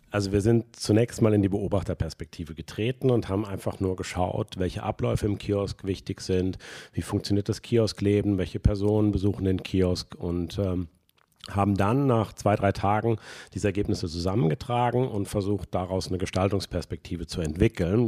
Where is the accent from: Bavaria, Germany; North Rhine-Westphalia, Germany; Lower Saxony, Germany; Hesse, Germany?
North Rhine-Westphalia, Germany; Cologne; bei uns in Köln